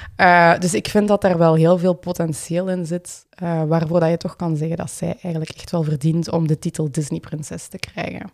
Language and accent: Dutch; Limburg, Flanders, Belgium; accent: Limburgish; moved away as an adult; now in Ghent, Belgium; dat ik van Limburg was. Misschien, dat is ook voor deze podcast, misschien dat verklaart mijn accent.